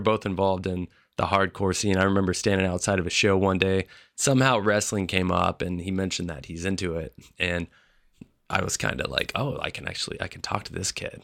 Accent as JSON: {"language": "English", "town": "Memphis", "region": "Tennessee", "country": "United States", "tie": "born or raised there", "said": "I grew up in Memphis, Tennessee"}